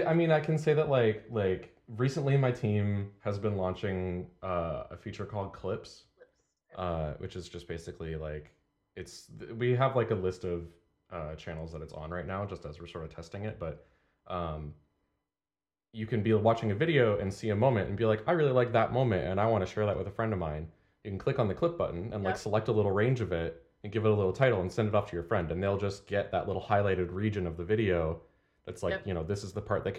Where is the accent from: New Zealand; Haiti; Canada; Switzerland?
Canada; moved away; And people will call me out on my accent every now and then, although the longer I spend away from Canada, the less of it I have.